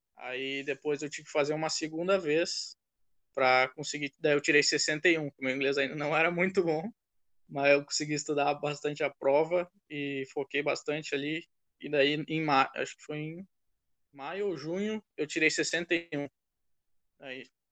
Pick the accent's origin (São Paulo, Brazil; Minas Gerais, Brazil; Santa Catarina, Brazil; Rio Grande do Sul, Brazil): Rio Grande do Sul, Brazil; Porto Alegre; moved away as an adult; also born or lived in Texas / Iowa; now in United States; sou de Porto Alegre, Rio Grande do Sul